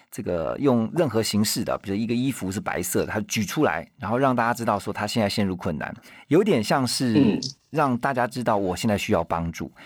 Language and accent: Chinese; Taiwan; 像我们台湾这边的话